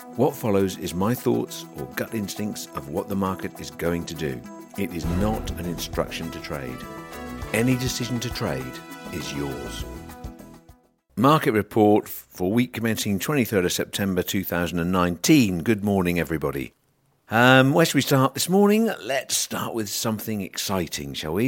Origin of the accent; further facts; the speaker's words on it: United Kingdom; we're British